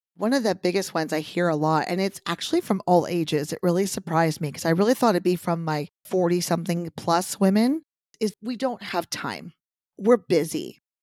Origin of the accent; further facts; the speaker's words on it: Texas, United States; I grew up in Texas where boobs were everything